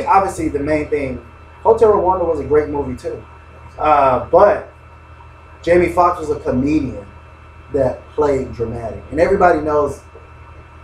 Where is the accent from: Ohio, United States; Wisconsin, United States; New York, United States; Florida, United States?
Florida, United States; Miami; I'm from Miami